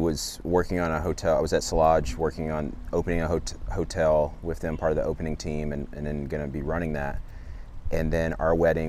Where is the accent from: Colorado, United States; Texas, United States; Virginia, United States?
Virginia, United States; Loudoun County; now in California, United States; And so I grew up in grew up in Loudoun County also